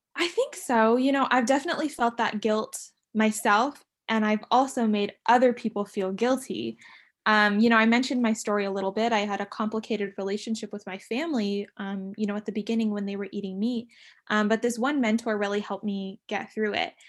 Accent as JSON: {"language": "English", "town": "San Diego", "region": "California", "country": "United States", "tie": "born or raised there", "said": "born and raised in San Diego"}